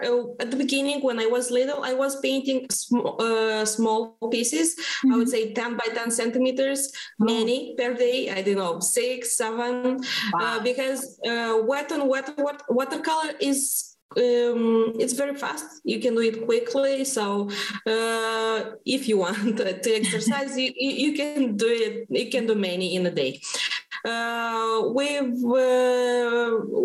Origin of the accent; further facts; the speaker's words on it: Moldova; I'm from Moldova.